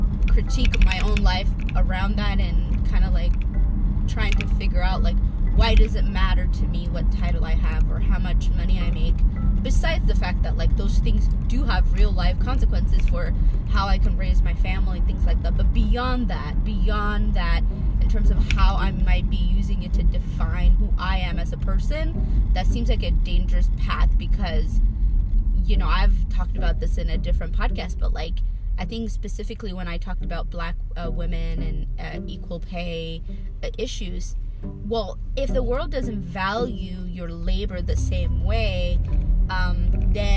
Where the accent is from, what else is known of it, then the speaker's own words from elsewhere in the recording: Ethiopia; growing up in my family and just in my community where I grew up in Ethiopia